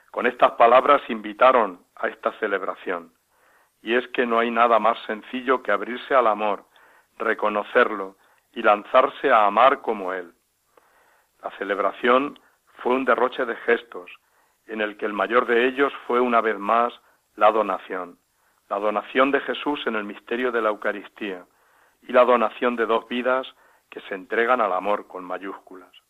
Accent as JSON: {"language": "Spanish", "town": "Onda", "region": "Valencian Community", "country": "Spain", "lives_now": "Villacañas, Spain", "said": "Soy de Honda, un pueblo de Castellón. Vivo actualmente en Villacañas, Toledo"}